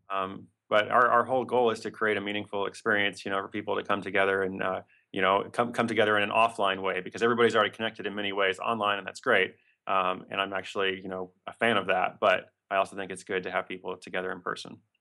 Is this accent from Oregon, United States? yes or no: yes; Portland, Oregon, United States; That's my hometown.